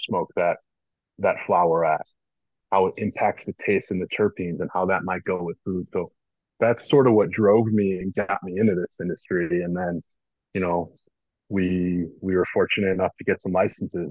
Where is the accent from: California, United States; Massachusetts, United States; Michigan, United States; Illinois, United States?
Illinois, United States; Northbrook; I grew up in Northbrook, which is North Shore of Chicago